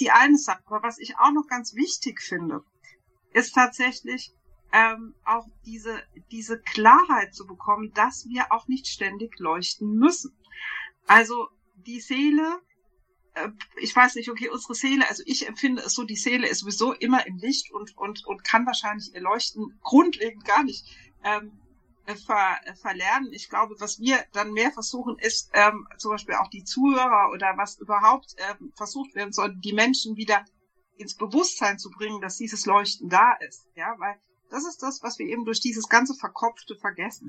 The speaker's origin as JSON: {"language": "German", "town": "Bürstadt", "region": "Hesse", "country": "Germany", "said": "aus Sü ja, Südhessen. Ja, also wir wohnen in Bürstadt"}